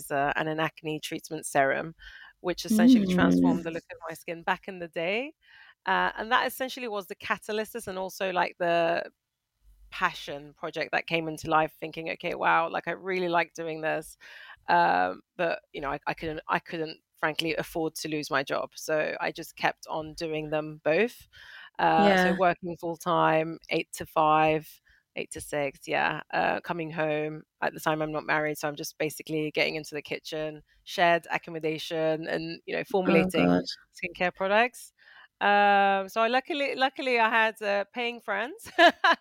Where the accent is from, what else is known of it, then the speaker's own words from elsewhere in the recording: Northern Cyprus, Cyprus; also born or lived in United Kingdom / Manchester / France; now in Malaysia; I am originally from Cyprus, from Northern Cyprus, but I'm British, currently residing in Malaysia